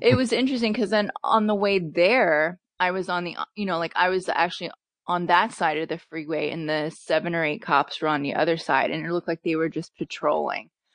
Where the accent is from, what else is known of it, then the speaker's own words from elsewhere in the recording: Pennsylvania, United States; now in Southern California, United States; I'm from Pennsylvania.